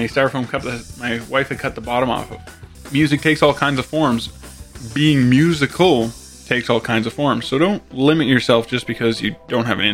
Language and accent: English; Canada; my fellow Canadians